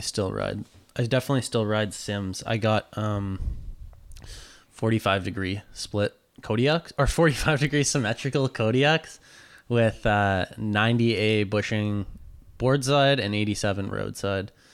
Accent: North Vancouver, British Columbia, Canada; I grew up in North

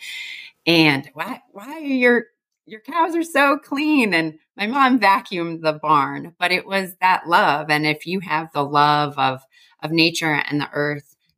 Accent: Chautauqua County, Western New York, United States; moved away; also born or lived in Buffalo, New York / Savannah, Georgia / Atlanta, Georgia; I originally come from Western New York, born in Buffalo, raised on a dairy farm south of there in Chautauqua, New York

